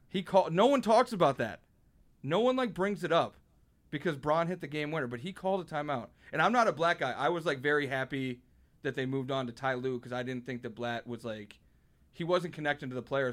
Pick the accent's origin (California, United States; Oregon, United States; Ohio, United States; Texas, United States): Ohio, United States; Cleveland; I'm from Cleveland.